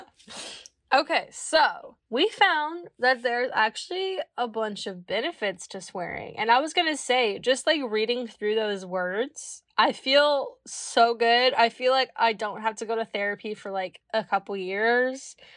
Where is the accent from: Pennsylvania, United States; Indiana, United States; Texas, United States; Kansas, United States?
Kansas, United States; I'm from Kansas